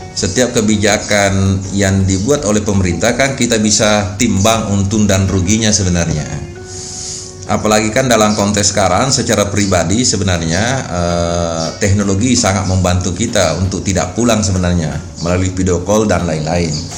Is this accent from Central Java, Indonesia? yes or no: no; Wajo, South Sulawesi, Indonesia; now in Samarinda, Indonesia; kampung saya di Wajo sana